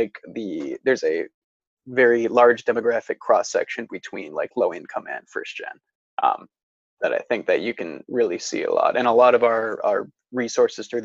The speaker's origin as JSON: {"language": "English", "town": "Northville", "region": "Michigan", "country": "United States", "tie": "born or raised there", "also_born_or_lived": "Cleveland, Ohio", "moved": "as an adult", "said": "I'm from Northville, Michigan. I went to a high school there"}